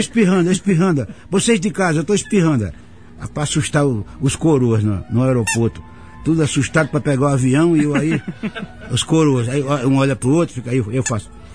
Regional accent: Arapiraca, Alagoas, Brazil; born or raised there; moved away

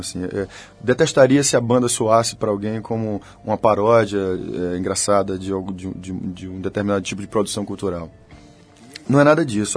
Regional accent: Bahia, Brazil; nós somos uma banda da Bahia, somos baianos, somos nordestinos

